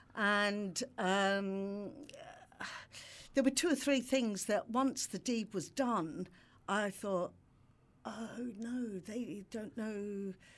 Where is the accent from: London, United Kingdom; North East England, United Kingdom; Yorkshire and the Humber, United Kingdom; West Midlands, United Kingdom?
London, United Kingdom; moved away; also born or lived in Brighton; I'm from London